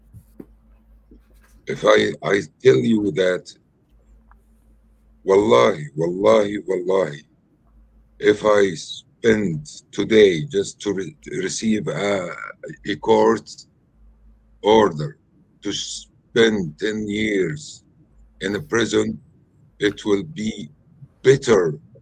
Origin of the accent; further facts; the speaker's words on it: Khan Yunis, Gaza Strip, Palestine; English is a second language; Originally, I'm from Khan Yunis. I came back to the family home.